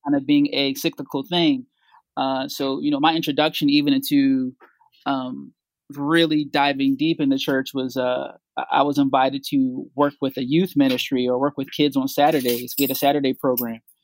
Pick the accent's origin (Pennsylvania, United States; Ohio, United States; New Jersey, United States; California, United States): Pennsylvania, United States; Philadelphia; I grew up here in Philly, um, in the Logan section of Philadelphia